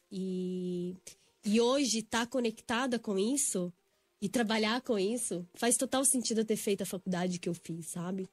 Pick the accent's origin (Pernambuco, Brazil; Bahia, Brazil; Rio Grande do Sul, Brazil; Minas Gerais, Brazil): Minas Gerais, Brazil; Belo Horizonte; moved away as an adult; also born or lived in São Paulo; eu sou de Belo Horizonte, né? Fiz a faculdade aqui na PUC São Paulo